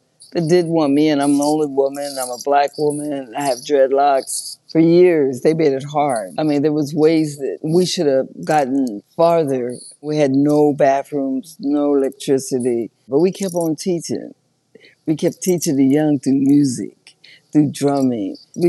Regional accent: San Diego, California, United States; San Diego.

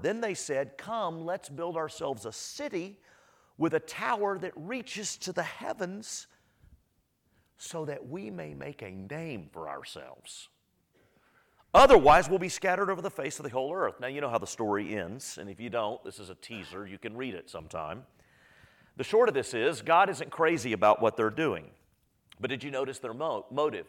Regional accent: Austin, Texas, United States; I grew up in Northwest Austin, grew up in Texas, Northwest Austin

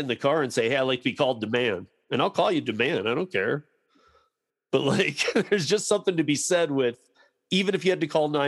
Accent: Michigan, United States; now in Denver, United States; I grew up in Michigan

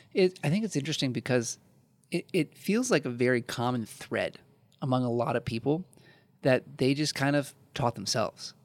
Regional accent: Midwest, United States; growing up in the Midwest

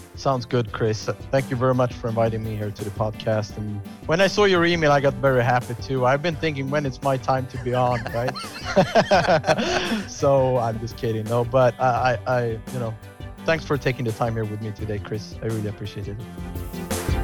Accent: Stockholm, Stockholm County, Sweden; I had been living, growing up in Stockholm

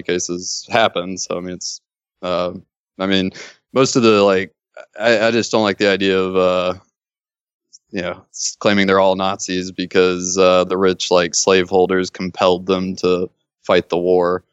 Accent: Mississippi, United States; now in Los Angeles, United States; I grew up in Mississippi

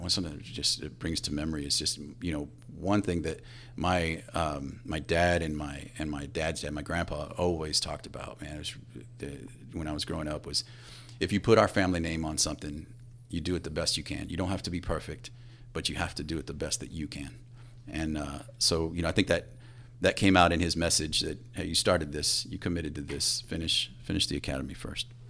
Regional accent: Floresville, Texas, United States; Floresville, Texas, about thirty miles south of San Antonio

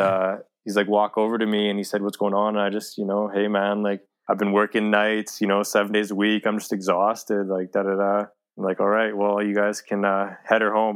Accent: Edmonton, Alberta, Canada; born and raised Edmonton, Alberta

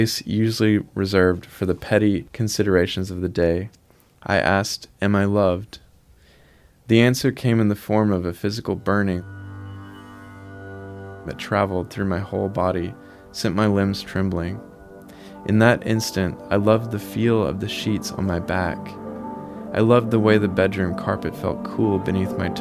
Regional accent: Milligan Ridge, Arkansas, United States; I grew up in Arkansas in the Mississippi Delta, a really small town of 100 people called Milligan Ridge.

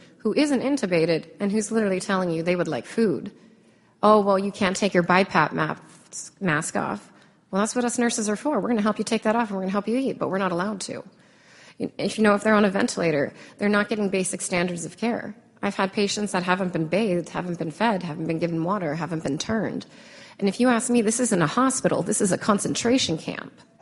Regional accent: United States

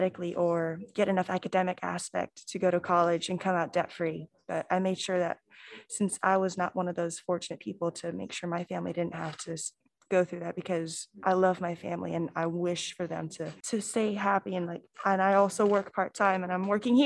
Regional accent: Bartow, Florida, United States; also born or lived in Cleveland, Ohio / Mulberry, Florida; I'm originally from Cleveland, Ohio, but I've lived here since I was probably three, so you could say I'm a Floridian

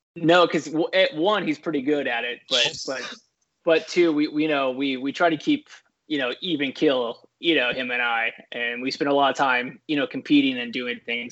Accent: San Diego, California, United States; also born or lived in Scripps Ranch, California; I grew up in San Diego, California

